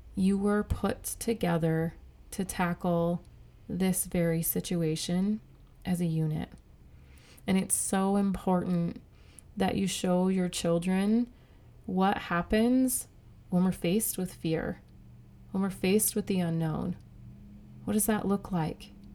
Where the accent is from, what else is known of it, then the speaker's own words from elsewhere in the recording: United States; the freedoms that I have as an American